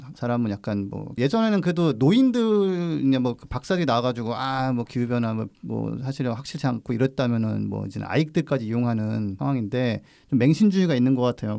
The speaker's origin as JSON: {"language": "Korean", "town": "Gongju", "region": "South Chungcheong", "country": "South Korea", "tie": "born or raised there", "said": "어렸을 때 제가 살던 동네 에 장작 파는 걸 본적 있어요 어. 장날에 충남 공주에서"}